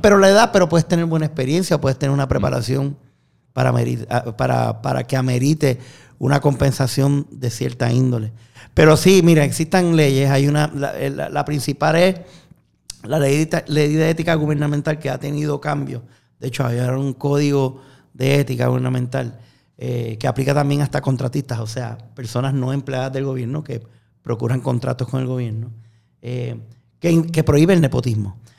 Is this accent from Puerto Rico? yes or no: yes; Puerto Rico; los puertorriqueños que somos ciudadanos americanos